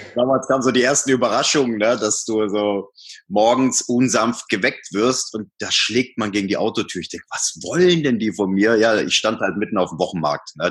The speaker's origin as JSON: {"language": "German", "area": "Swabian Jura", "region": "Baden-Württemberg", "country": "Germany", "tie": "born or raised there", "also_born_or_lived": "Hamburg", "moved": "as an adult", "lives_now": "Munich, Germany", "said": "bin auf der Schwäbischen Alb geboren, südlich von Stuttgart, war dort eigentlich äh, so die meiste Zeit meines Lebens"}